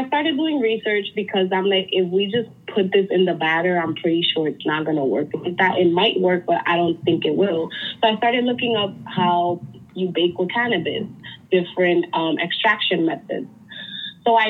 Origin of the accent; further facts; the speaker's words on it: New York, United States; growing up in New York